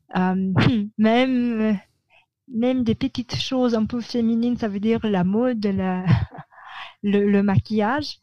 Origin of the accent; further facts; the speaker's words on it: Manila, Metro Manila, Philippines; French is a second language; j'ai grandi à Mani